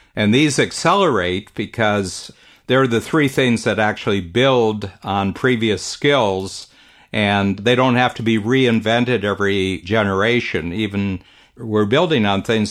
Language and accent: English; Northern Ohio, United States; now in Canada; I grew up in Northern Ohio, farm country